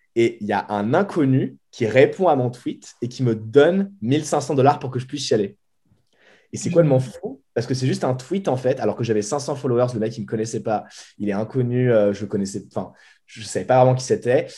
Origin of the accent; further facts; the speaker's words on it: Boulogne-Billancourt, Île-de-France, France; moved away as an adult; now in San Francisco, United States; je viens de Boulogne-Billancourt, donc dans la banlieue parisienne